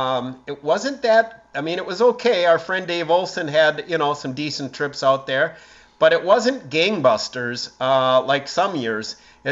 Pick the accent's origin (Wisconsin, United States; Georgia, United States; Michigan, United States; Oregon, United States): Wisconsin, United States; Marinette; I was born in 1958 in Marinette, and we lived just a couple blocks away from the Hattie Street Dam.